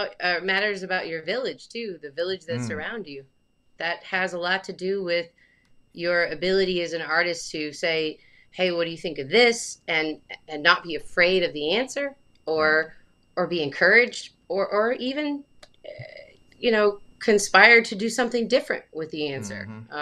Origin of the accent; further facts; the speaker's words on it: Alabama, United States; now in Connecticut, United States; And I moved to Connecticut from Alabama. So I'm from Alabama.